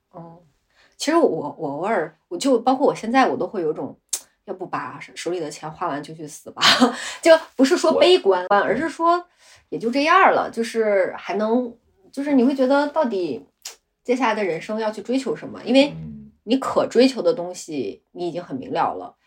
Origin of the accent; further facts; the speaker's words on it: Gansu, China; now in Beijing, China; 我老家是甘肃的，就我父母都是嗯。甘肃人